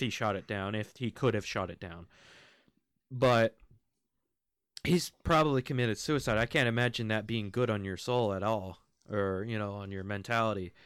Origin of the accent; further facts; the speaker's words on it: United States; also born or lived in United Kingdom; I am American. I'm half American, half British